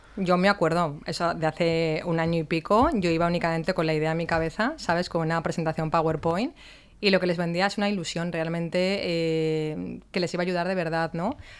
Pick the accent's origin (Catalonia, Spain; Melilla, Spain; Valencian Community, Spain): Valencian Community, Spain; Valencia; Yo que soy de Valencia de toda la vida